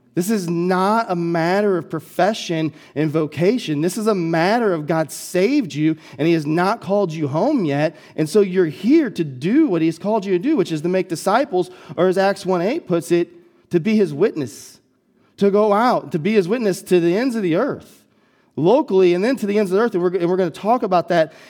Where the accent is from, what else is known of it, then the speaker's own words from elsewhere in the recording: Collinsville, United States; when I moved back to Collinsville, my hometown, to plant the church